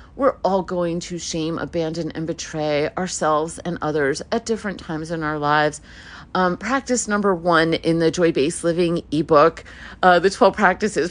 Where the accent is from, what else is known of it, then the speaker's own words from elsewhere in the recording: New York City, New York, United States; first language Hebrew; English is a second language; I was born in Brooklyn.